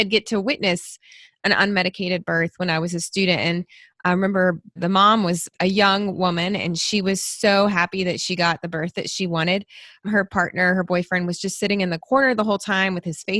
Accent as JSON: {"language": "English", "region": "Tennessee", "country": "United States", "tie": "born or raised there", "also_born_or_lived": "Louisville, Kentucky / Michigan", "moved": "as an adult", "lives_now": "Kentucky, United States", "said": "I moved to Tennessee when I was a baby, and that's where I grew up"}